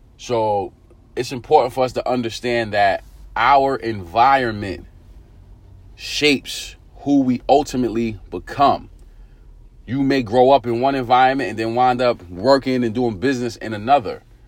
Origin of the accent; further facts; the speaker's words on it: New York City, New York, United States; growing up in Eastern New York, Brooklyn